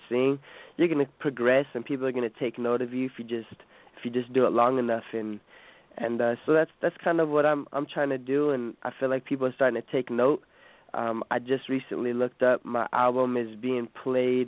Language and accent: English; Bay Area, California, United States; I'm from the Bay Area, so I got to go for the San Francisco Giants